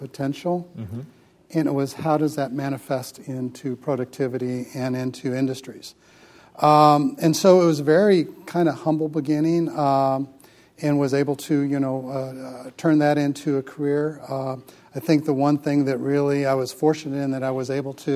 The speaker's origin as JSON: {"language": "English", "town": "Peoria", "region": "Illinois", "country": "United States", "tie": "born or raised there", "said": "I grew up in Peoria, Illinois"}